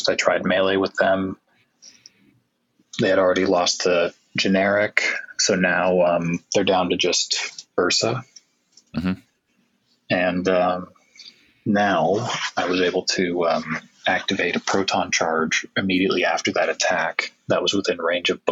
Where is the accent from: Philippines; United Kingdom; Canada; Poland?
Canada; being from Canada